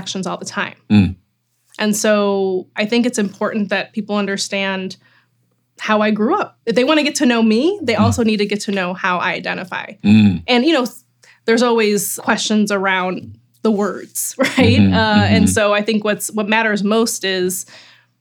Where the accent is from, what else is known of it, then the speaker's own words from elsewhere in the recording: Chicago, Illinois, United States; someone who grew up in Chicago in Rogers Park